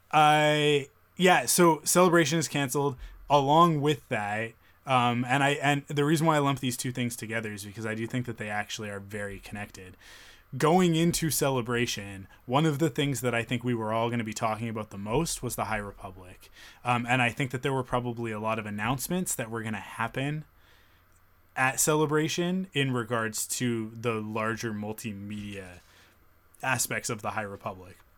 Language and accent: English; Canada; being a Canadian